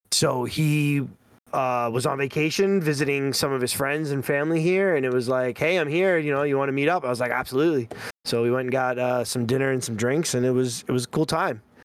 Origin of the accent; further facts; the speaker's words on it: Long Island, New York, United States; he heard my accent, he heard the way I was talking, and he's like, "Any chance you're from Long Island?" And I was like, "Yeah."